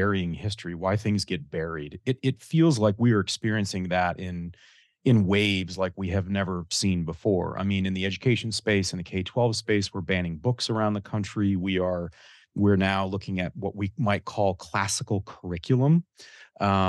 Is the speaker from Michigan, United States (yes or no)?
yes; Michigan, United States; my home state of Michigan